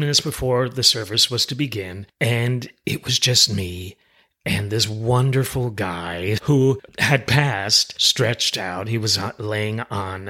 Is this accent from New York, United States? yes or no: yes; Westchester, New York, United States; the house where we were raised in Westchester, New York